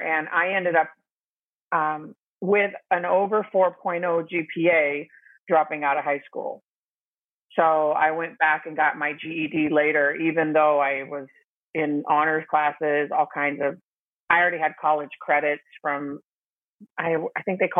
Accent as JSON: {"language": "English", "region": "Arizona", "country": "United States", "tie": "born or raised there", "said": "I'm the oldest of six kids, And two of us have the same father, and we lived here in Arizona"}